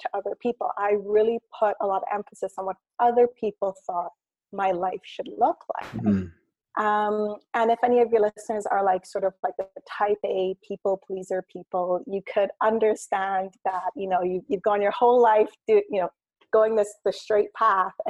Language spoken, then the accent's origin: English; Cayman Islands; also born or lived in Canada / Ireland; my family moved to the Cayman Islands. And that's where I kind of grew up. It's where I consider home.